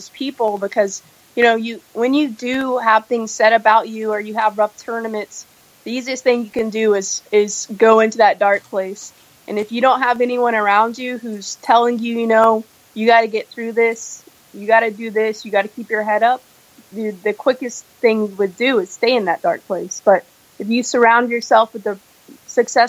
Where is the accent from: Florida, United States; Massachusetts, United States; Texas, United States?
Texas, United States; I came from Texas